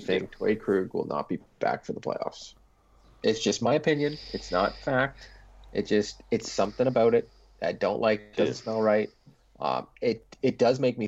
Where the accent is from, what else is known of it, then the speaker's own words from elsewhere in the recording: Canada; as a Canadian